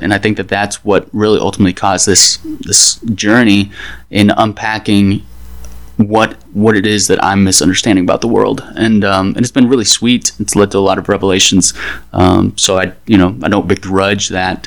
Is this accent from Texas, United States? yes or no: yes; Dallas, Texas, United States; now in Washington, D.C., United States; I'm from Dallas, and since I've been in DC